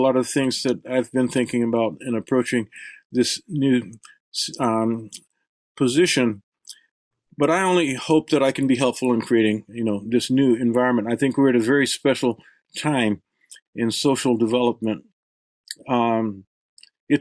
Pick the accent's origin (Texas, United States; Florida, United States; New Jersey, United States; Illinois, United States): Texas, United States; El Paso; I grew up in El Paso, Texas